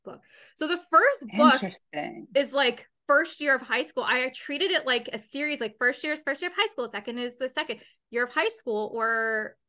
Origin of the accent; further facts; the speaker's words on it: Canada; I'm Canadian. I'm 100%